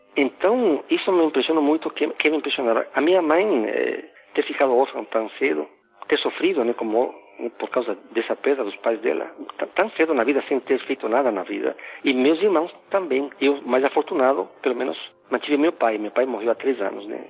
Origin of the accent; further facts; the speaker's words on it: Quito, Pichincha, Ecuador; first language Spanish; Portuguese is a second language; moved away as an adult; also born or lived in United States; now in Brazil; eu sou equatoriano, nasci em Quito